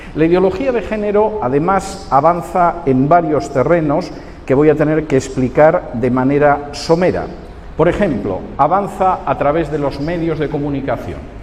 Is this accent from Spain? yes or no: yes; Spain; moved away; mi país de origen, en España